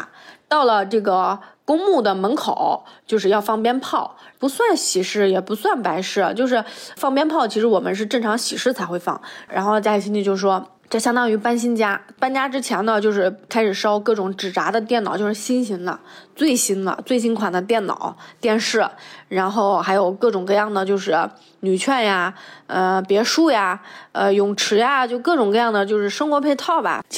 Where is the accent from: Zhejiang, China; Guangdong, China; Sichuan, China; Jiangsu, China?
Jiangsu, China; Sheyang; 我的家乡在江苏盐城射阳县，然后第一次这么完整的报出自己的家乡坐标。